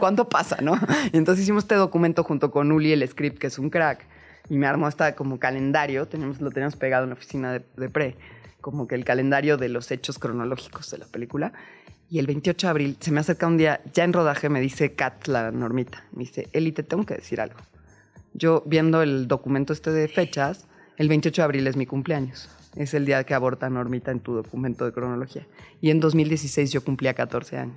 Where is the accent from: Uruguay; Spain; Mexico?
Mexico; Mexico City; now in Tepoztlán, Mexico; soy chilanga